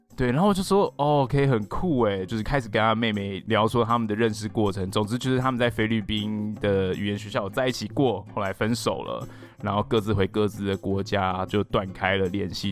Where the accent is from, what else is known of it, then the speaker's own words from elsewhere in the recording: Taiwan; 你身为台湾人